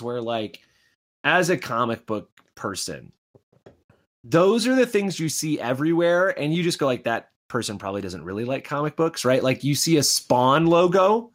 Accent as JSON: {"language": "English", "region": "Midwest", "country": "United States", "tie": "born or raised there", "said": "I grew up in the Midwest"}